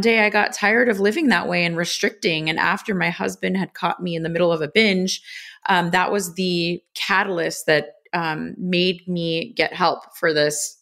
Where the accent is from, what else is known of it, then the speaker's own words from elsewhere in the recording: Los Angeles, California, United States; I grew up in Los Angeles